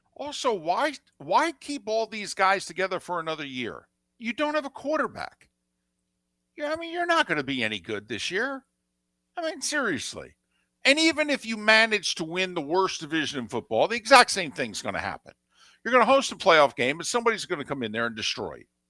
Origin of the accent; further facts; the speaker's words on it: New Jersey, United States; I'm from Jersey